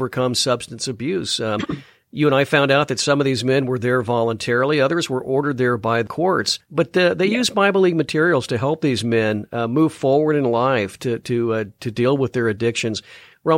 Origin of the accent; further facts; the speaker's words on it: Chicago, Illinois, United States; I'm from the Chicago area, and, you know, Navy Pier is a very popular attraction here